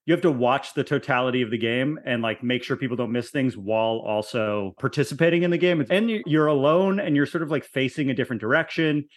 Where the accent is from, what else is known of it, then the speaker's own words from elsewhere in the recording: Connecticut, United States; I grew up in Connecticut